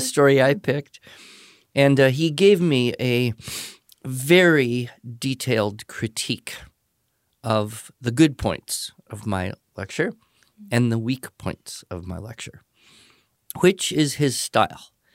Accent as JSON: {"language": "English", "town": "Los Angeles", "region": "California", "country": "United States", "tie": "born or raised there", "said": "I was born and grew up in Southern California, uh, the Los Angeles area"}